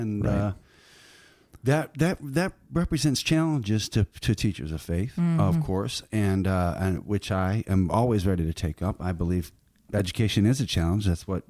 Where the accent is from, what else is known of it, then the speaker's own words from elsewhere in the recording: Chicago, Illinois, United States; now in Indianapolis, United States; Oh, well, I'm from not far. I grew up in Chicago.